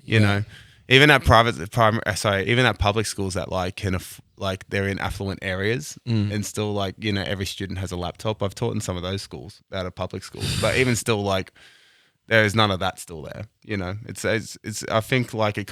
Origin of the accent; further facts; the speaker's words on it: Hills District, New South Wales, Australia; also born or lived in Parramatta; I grew up on the kind of acreage area of the Hills District